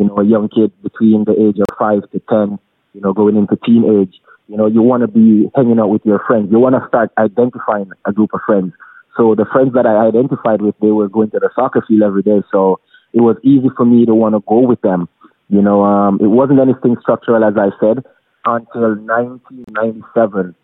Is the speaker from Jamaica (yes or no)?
yes; Jamaica; as a Jamaican kid growing up in a rural Jamaica